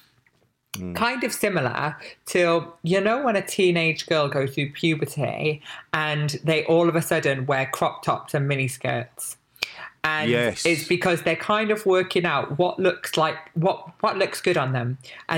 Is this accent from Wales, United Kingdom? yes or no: yes; Barry, Wales, United Kingdom; I'm from Wales, lived in this town in Wales.